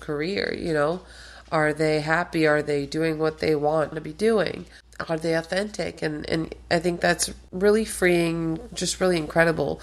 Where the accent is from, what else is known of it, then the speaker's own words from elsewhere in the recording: Boston, Massachusetts, United States; also born or lived in Albania; born in Albania, and I have been in Boston ever since I was 7.